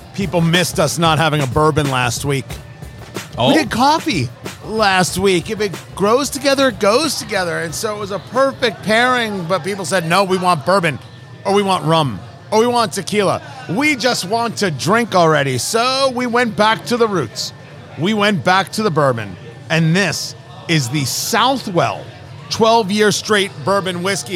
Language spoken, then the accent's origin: English; New Jersey, United States; I knew it as Great Adventure growing up in New Jersey